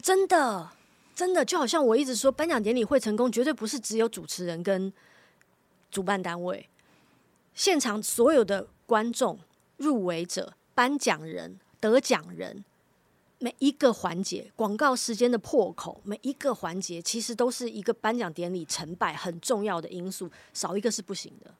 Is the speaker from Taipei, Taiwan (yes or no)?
yes; Taipei, Taiwan; 我生长的那个neighborhood，其实不是一个很大的地方，但是那个社区就是我从小，我移民到台湾来的时候我就住在那边，一直到现在我都还住在那边，那是我最熟悉长大的地方